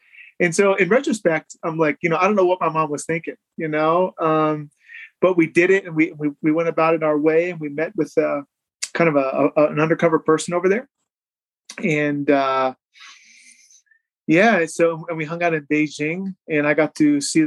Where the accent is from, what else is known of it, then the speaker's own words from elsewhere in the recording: Newville, Pennsylvania, United States; south central Pennsylvania, small town called Newville, Pennsylvania, outside of Harrisburg